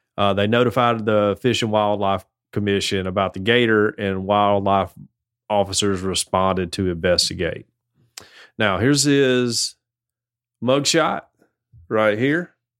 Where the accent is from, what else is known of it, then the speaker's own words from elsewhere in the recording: Fayetteville, United States; moved away; I grew up in Fayetteville